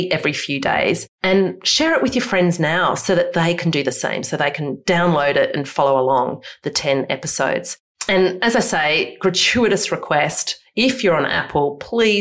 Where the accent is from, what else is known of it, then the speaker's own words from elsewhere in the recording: Australia; who we are as Australians